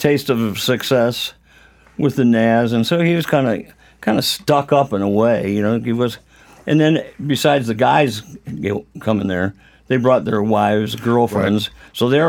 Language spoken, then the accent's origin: English; Rockford, Illinois, United States; from Rockford, Illinois.